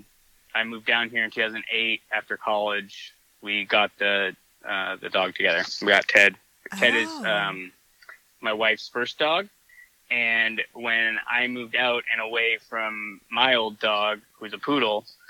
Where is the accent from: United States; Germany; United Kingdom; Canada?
United States; Hawaii; also born or lived in Santa; now in Southern California, United States; when I was growing up in Hawaii